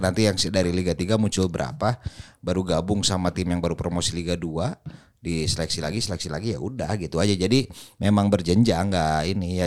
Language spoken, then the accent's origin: Indonesian; Bandung, West Java, Indonesia; gue sebagai orang Bandung